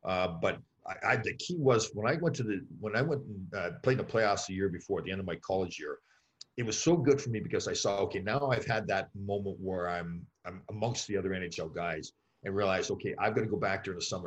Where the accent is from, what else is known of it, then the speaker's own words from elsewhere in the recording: right outside of Toronto, Ontario, Canada; I grew up right outside of Toronto